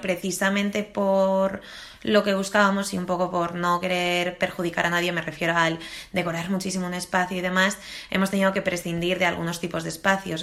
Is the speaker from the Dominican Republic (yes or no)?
no; Spain; somos españoles